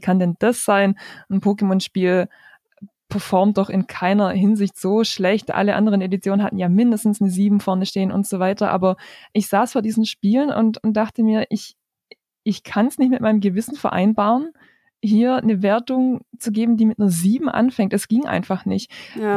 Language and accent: German; near Stuttgart, Baden-Württemberg, Germany; ich komme aus der Nähe von Stuttgart. Ich arbeite da als Redakteurin bei einer Tageszeitung